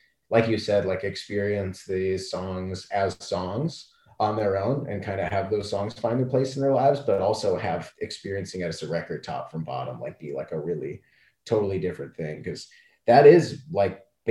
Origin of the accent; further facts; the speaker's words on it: Canada; I'm from Canada